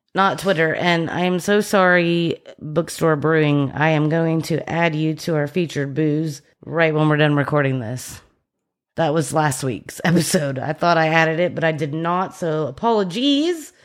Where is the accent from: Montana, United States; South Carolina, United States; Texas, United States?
Texas, United States; Plano; I was from Plano